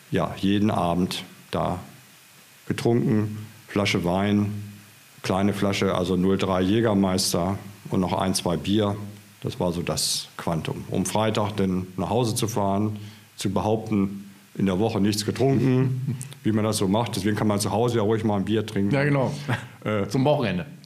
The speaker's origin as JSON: {"language": "German", "town": "Hanover", "region": "Lower Saxony", "country": "Germany", "tie": "born or raised there", "also_born_or_lived": "Schleswig-Holstein", "moved": "yes", "lives_now": "Potsdam, Germany", "said": "gebürtiger Hannoveraner"}